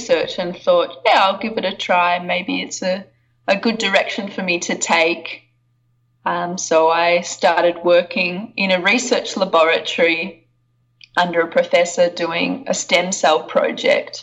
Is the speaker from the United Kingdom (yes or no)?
no; Australia; I'm from Australia. I grew up in a small town in Australia.